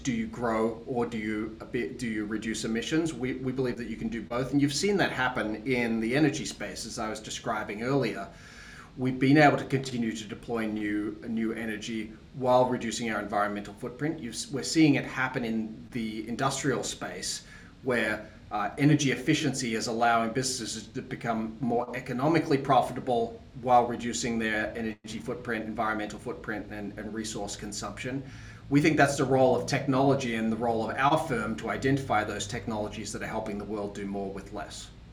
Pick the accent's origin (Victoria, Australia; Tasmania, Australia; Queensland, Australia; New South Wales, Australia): Tasmania, Australia; I'm from Australia originally. I grew up in the bush in Tasmania